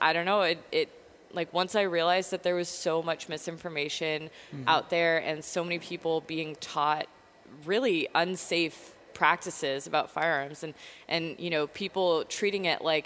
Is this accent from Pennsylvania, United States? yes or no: yes; Erie, Pennsylvania, United States; moved away; also born or lived in New York; I grew up in Erie, Pennsylvania.